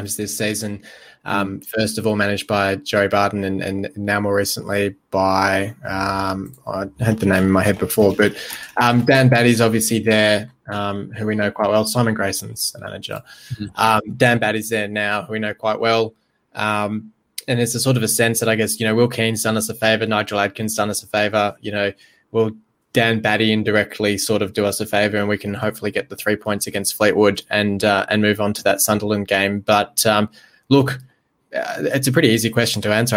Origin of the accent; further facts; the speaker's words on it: Australia; as an Australian